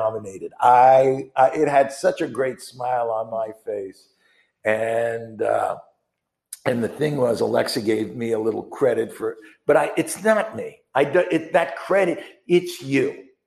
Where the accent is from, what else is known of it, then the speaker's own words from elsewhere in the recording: New York, United States; I'm from New York